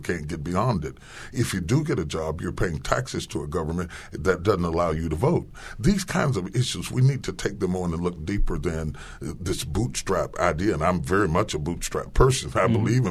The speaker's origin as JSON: {"language": "English", "region": "West Virginia", "country": "United States", "tie": "born or raised there", "said": "I grew up in West Virginia"}